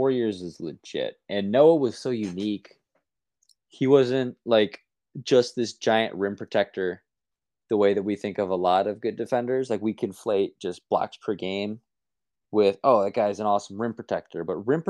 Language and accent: English; Chicago, Illinois, United States; growing up in Chicago